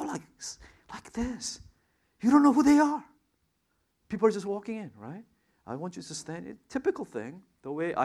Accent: New York, United States; now in Anaheim, United States; I'm a New Yorker

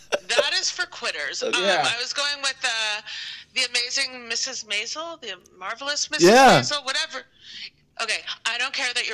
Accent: Florida, United States; moved away as an adult; also born or lived in New York / Washington, D.C.; I was born in New York, grew up in Florida, went to D.C. for college, New York for grad school

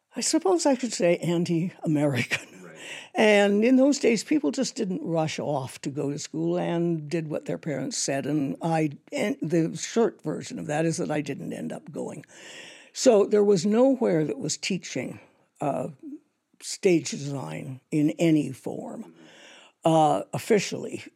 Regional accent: Toronto, Ontario, Canada; I grew up in Toronto

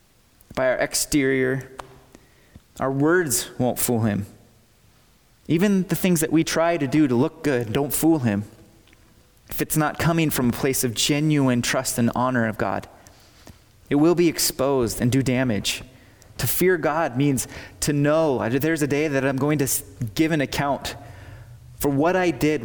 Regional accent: United States

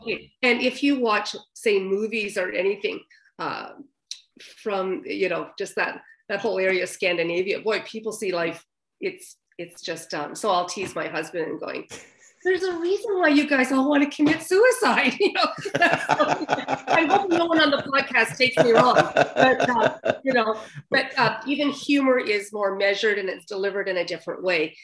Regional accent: the Maritimes, Canada; moved away as an adult; also born or lived in Alberta / Vancouver; I was straight from the Maritimes

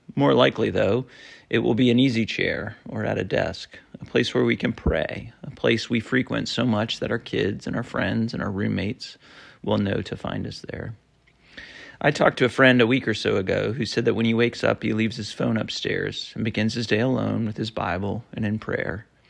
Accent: Vermont, United States; moved away; I grew up in Vermont in a small town

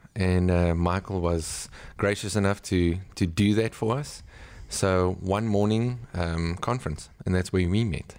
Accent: South Africa; I'm from South Africa.

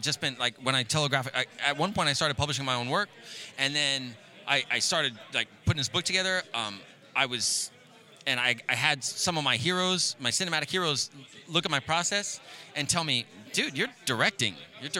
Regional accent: New York, United States; moved away; I'm from New York originally

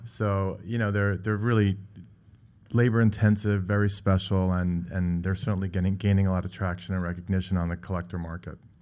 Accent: Great Neck, New York, United States; I grew up on Long Island in Great Neck

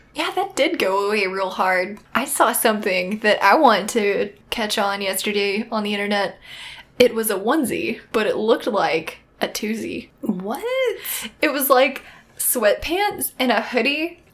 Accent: the South, United States; We're from the South

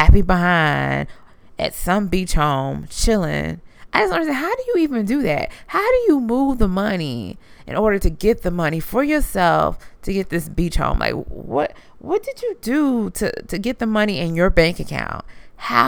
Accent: Louisiana, United States; I was born in Louisiana

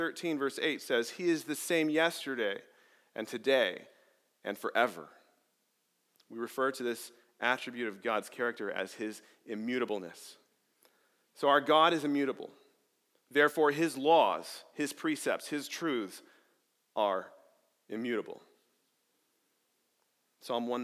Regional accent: Arizona, United States; moved away; I grew up in Arizona, and growing up in the middle of nowhere in the Arizona desert

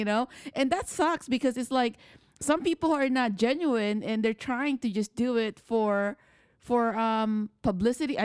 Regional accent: Philippines; now in United States; I'm an immigrant. I'm from the Philippines.

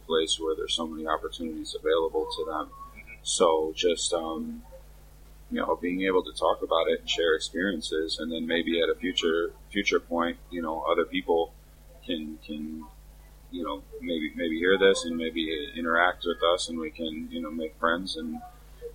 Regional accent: Chicago, Illinois, United States; moved away as an adult; also born or lived in Miami, Florida / South Florida; now in China; I'm from Chicago. I grew up there for 19 years

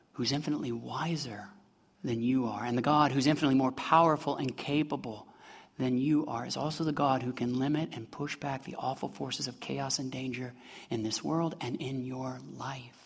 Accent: Midwest, United States; moved away as an adult; I'm from the Midwest

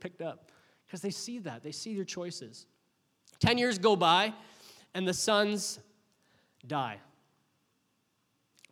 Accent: Oshawa, Ontario, Canada; also born or lived in Windsor; When I was 11 years old, doing 11-year-old things, my parents decided to make a big move for us, and we moved from Oshawa to Windsor

